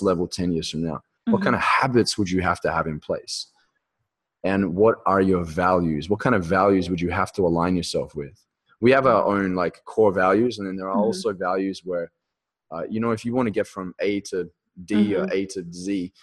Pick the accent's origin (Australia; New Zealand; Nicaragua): Australia; I'm speaking in Aussie right here, talking meters instead of feet.